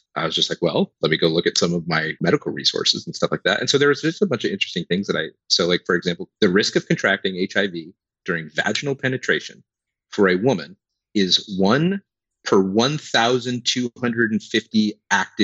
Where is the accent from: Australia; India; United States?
United States; Pacific Northwest; born or raised there